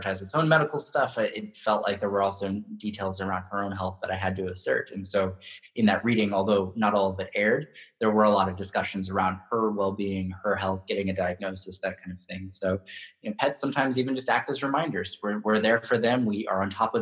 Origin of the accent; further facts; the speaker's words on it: Hanford, California, United States; I grew up in Central California in a really small town called Hanford